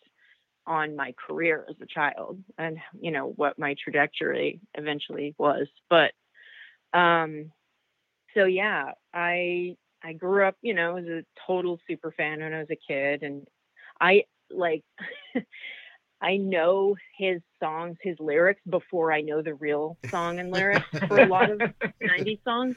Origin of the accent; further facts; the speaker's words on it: Victoria, British Columbia, Canada; moved away; I grew up in Victoria, British Columbia, Canada, where it's super rainy